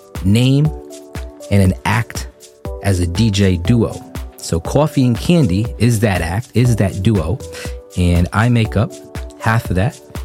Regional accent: East Providence, Rhode Island, United States; 35 years old, born and raised in East Providence, Rhode Island.

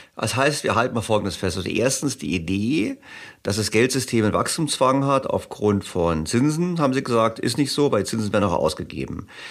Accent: Germany; ich bin aufgewachsen in Deutschland in einer sozialen Marktwirtschaft

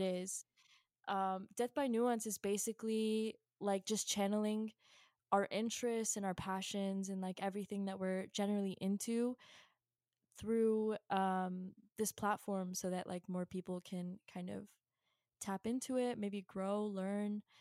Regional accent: Virginia, United States; I'm from Virginia

